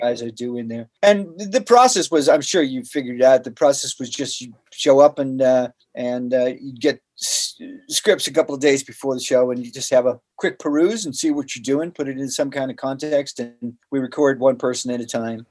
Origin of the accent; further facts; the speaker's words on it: Boston, Massachusetts, United States; moved away; I'm from Boston originally